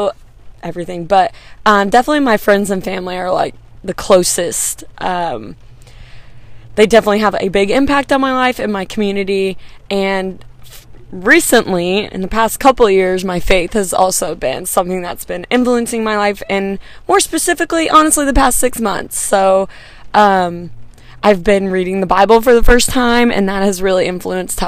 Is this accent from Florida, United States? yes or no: no; McKinney, Texas, United States; I'm from McKinney, so in the Dallas area, and just like a Dallas native